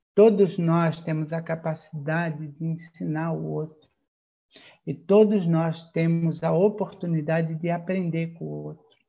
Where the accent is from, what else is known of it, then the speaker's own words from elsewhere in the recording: a city near Florianópolis, Santa Catarina, Brazil; accent: mané (Manezinho, Florianópolis island); Mesmo eu não sendo da ilha, eu sou de uma cidade aqui próxima